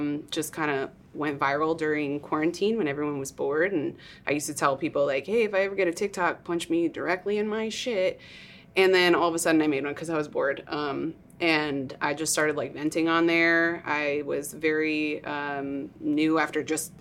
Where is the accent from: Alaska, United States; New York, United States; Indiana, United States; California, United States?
New York, United States; moved away as an adult; now in Austin, United States; I grew up in New York.